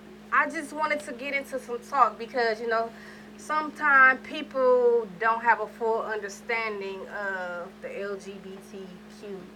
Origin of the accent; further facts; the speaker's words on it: New York, United States; I'm from New York